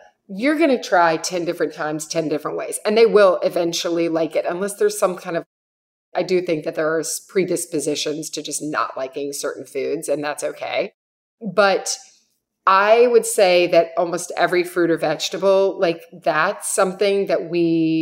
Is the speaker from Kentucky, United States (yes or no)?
yes; Kentucky, United States; I'm from Kentucky.